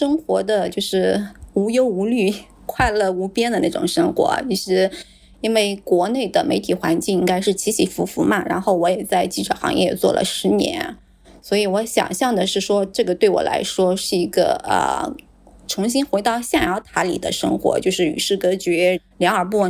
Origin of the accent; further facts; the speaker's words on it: China; 像我来自于中国，